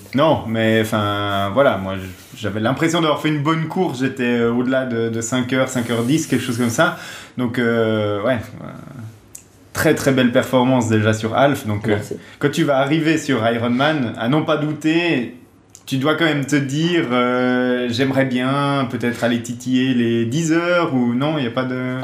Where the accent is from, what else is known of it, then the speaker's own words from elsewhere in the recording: Switzerland; je suis suisse